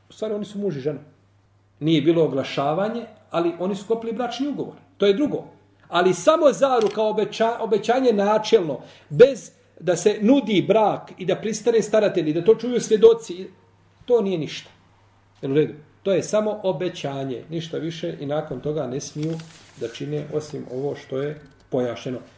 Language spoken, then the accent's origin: Croatian; Bosnia & Herzegovina; A ja u mojoj Bosni nisam stranac.